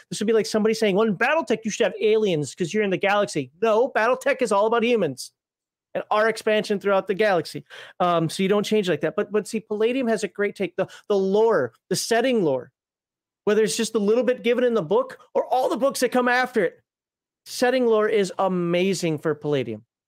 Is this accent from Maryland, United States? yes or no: no; Minnesota, United States; I'm from Minnesota